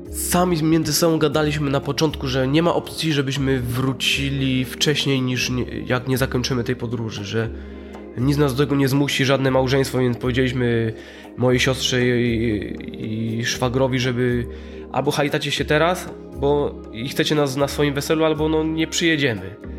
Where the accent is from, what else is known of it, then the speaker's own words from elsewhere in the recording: Poland; z Polski, nie, nie, nie z Syrii